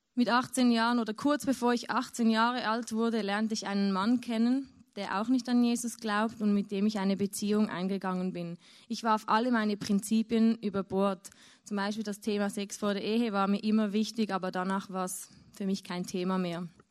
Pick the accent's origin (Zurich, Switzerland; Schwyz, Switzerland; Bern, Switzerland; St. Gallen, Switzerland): Zurich, Switzerland; near; ich bin in Zürich aufgewachsen, also in der Nähe von Zürich, in der Schweiz.